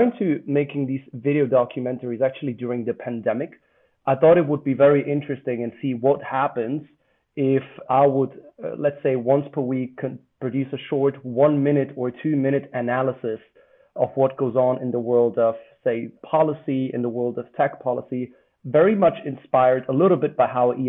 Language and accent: English; Germany; moved away as an adult; also born or lived in Italy / Netherlands / Cambridge; I'm actually Italian, but I spent not very much time in Italy. I grew up mostly in Germany